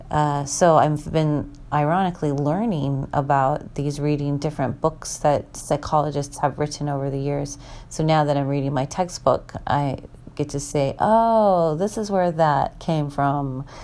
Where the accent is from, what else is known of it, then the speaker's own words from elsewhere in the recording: Minnesota, United States; also born or lived in Washington; I don't think I've ever been in Indiana in April growing up in Minnesota and Washington in, in April, the dogwood trees are in bloom